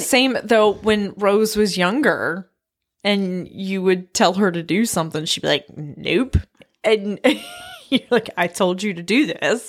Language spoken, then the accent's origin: English; Blue Ridge Mountains, Appalachia, United States; my hometown, like, Appalachia, like, Blue Ridge Mountains